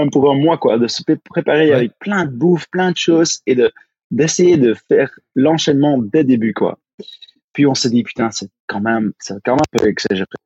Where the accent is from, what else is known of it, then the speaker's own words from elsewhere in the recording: Flanders, Belgium; French is a second language; Ah oui. T'as pas entendu mon accent encore